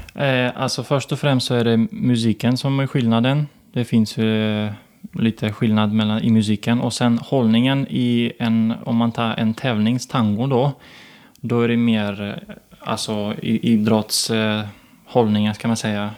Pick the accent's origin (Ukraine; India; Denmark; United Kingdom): Ukraine; Swedish is a second language; also born or lived in Kyiv, Ukraine / Torsby, Sweden / Gothenburg, Sweden; now in Sweden; Jag var uppvuxen så i Ukraina